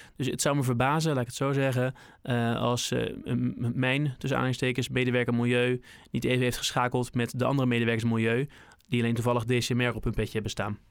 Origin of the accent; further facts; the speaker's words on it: Rotterdam, South Holland, Netherlands; now in Berkel en Rodenrijs, Netherlands; Ik ben uh, Rotterdammer van geboorte, Hillegersberg eh, geboren